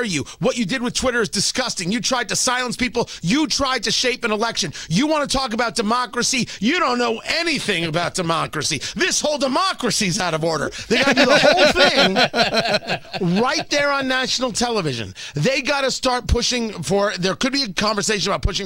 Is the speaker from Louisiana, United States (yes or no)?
no; New Jersey, United States; I grew up in Jersey. That was Stern country